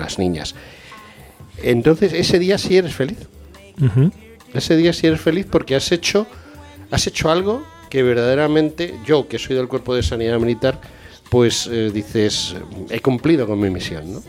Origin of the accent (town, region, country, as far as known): Spain